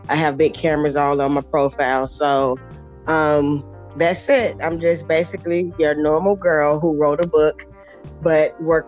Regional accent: Atlanta, Georgia, United States; From Atlanta, Georgia

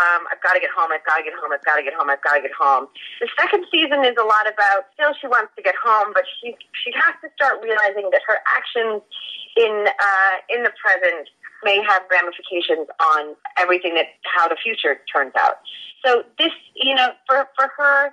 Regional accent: Maine, United States; also born or lived in Los Angeles, United States; now in Vancouver, Canada; I'm originally from Maine

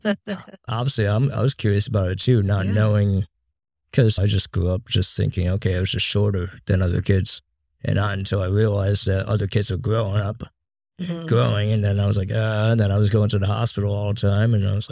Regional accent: East Coast, United States; I grew up on the East Coast, obviously, and stayed up every night to watch Howard Stern.

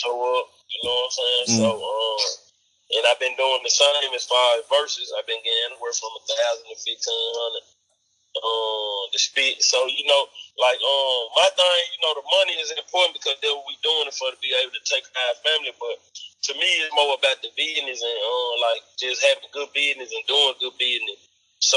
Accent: Memphis, Tennessee, United States; I'm from Memphis

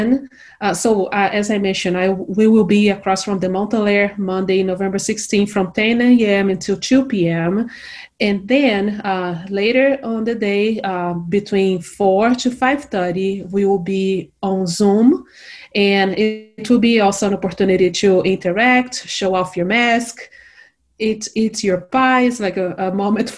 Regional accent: Brazil; moved away as an adult; now in Morgantown, United States; I am originally from Brazil

